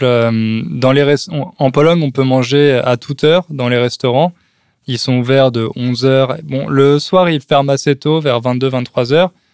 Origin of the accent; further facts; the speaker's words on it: France; accent: French; j'ai toujours euh, mon accent français que je perdrai jamais.